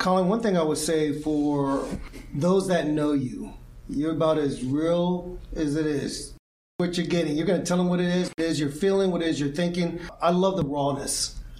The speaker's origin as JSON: {"language": "English", "country": "Canada", "said": "And a lot of people will think, oh, it's because we're Canadian."}